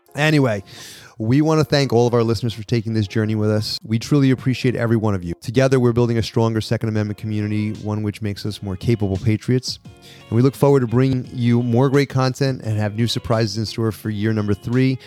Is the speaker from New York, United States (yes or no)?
yes; New York, United States; I'm a New Yorker